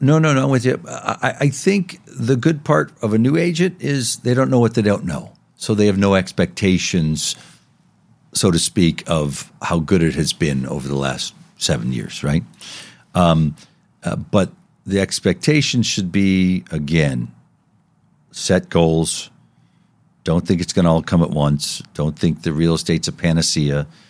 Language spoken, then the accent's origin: English; Las Vegas, Nevada, United States; growing up in Las Vegas, uh, uh, when I did